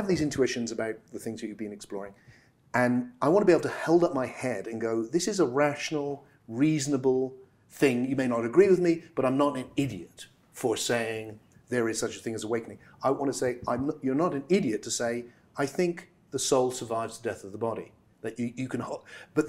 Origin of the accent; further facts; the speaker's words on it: England, United Kingdom; I'm come from England